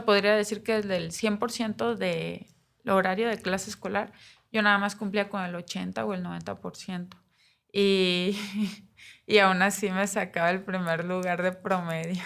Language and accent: Spanish; Navojoa, Sonora, Mexico; moved away as an adult; also born or lived in Puebla; now in Mexico City, Mexico; Yo nací en Nabujoa Sonora, el 86, un 11 de noviembre.